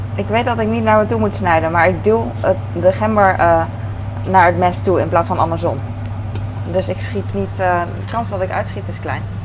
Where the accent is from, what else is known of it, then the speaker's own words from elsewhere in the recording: Netherlands; als Nederlander